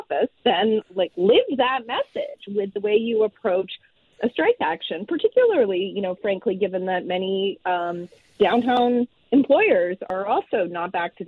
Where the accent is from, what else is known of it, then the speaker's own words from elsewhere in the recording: Ontario, Canada; moved away as an adult; now in Vancouver, Canada; I grew up in Ontario, but I'm now based, I've been in Vancouver for more than 20 years now